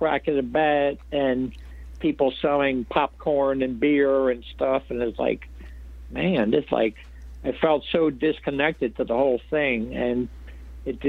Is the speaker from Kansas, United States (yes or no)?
no; Philadelphia, Pennsylvania, United States; also born or lived in Florida; I grew up in Philly and in a section of town called Fishtown.